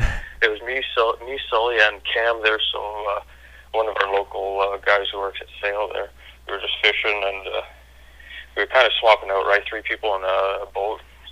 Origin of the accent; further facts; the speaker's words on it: Ottawa, Ontario, Canada; I'm from Ottawa, Canada there. 22.